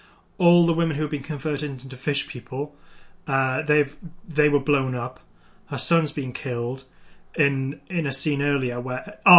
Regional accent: United Kingdom; Yeah, being British, it was just like, why are they reacting so weirdly to the rain, freaks?

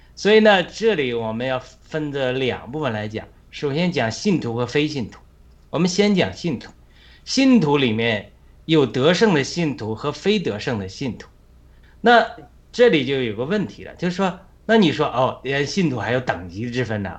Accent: China; now in United States; 我们在中国

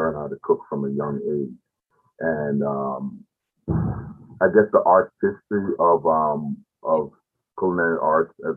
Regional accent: Jamaica; moved away as an adult; also born or lived in Brooklyn, New York; now in United States; I was born in Brooklyn, New York. And at the age of 8, my parents sent me to Jamaica, the island. I lived there for most of my secondary life, pretty much from elementary school and graduated high school there.

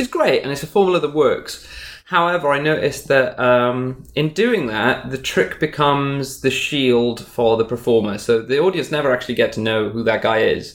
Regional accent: Wales, United Kingdom; Wales, which is where I'm from. I'm from Wales in the UK.

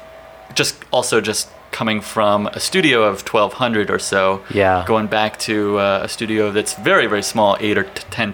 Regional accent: Towson, Maryland, United States; moved away; also born or lived in Emeryville/Oakland, California; From the East Coast. From just north of Baltimore, Maryland

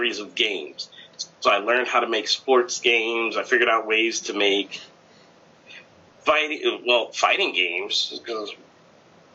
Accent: United States; I was born in the States

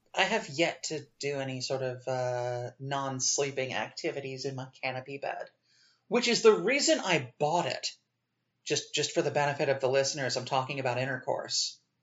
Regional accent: United States; as an American

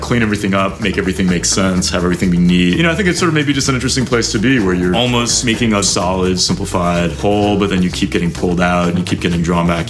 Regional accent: New York City, New York, United States; I grew up in New York. I grew up in Manhattan, actually.

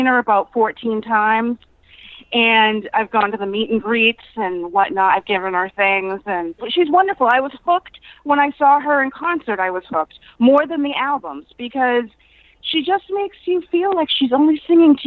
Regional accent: Marlborough, Massachusetts, United States; Marlboro, Massachusetts, which is like 45 minutes from Boston

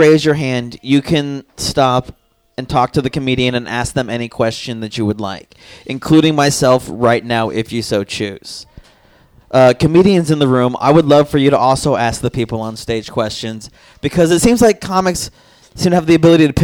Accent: Tucson, Arizona, United States; I'm from Tucson, Arizona

